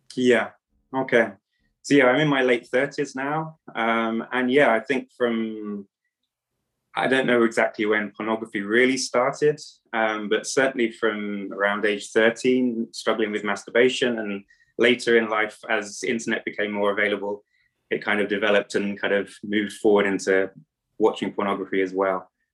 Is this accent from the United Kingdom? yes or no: yes; England, United Kingdom; moved away as an adult; now in Romania; I am from England, but actually living in Romania. I've been living in Romania for over ten years.